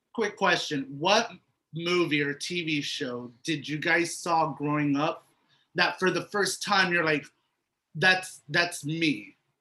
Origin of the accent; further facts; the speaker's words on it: Miami, Florida, United States; the minorities that I grew up with here in Miami